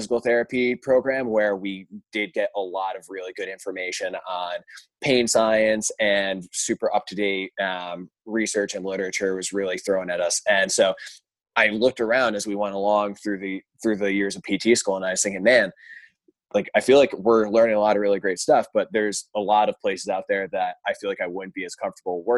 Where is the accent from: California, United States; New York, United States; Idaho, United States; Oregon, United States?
New York, United States; Albany; now in Boston, United States; where I'm from in upstate New York, I'm from the Albany area